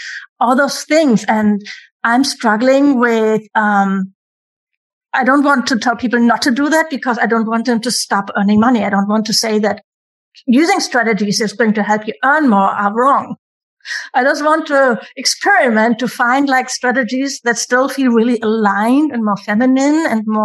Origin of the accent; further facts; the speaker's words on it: Germany; I'm from Germany, where everything is free, education, universities, everything